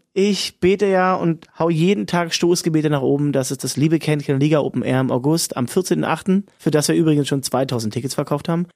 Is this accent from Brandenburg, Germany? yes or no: yes; Cottbus, Brandenburg, Germany; in meiner Heimatstadt Cottbus